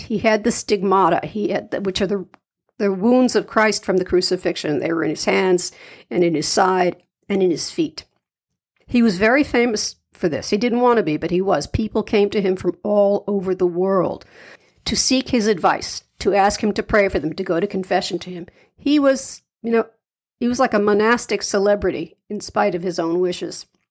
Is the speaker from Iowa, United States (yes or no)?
no; New York City, New York, United States; I'm a New Yorker myself